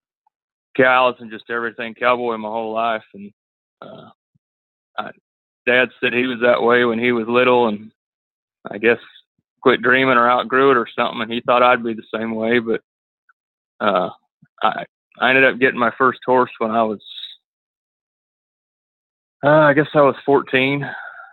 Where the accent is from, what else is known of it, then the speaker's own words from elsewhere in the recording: Runnels, Iowa, United States; now in Ranger, Texas, United States; I was raised in Iowa, not Idaho, but Iowa